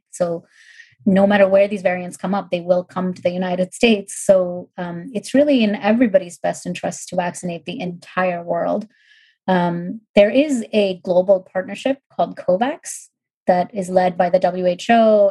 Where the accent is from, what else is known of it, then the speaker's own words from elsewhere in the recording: India; moved away; I grew up in India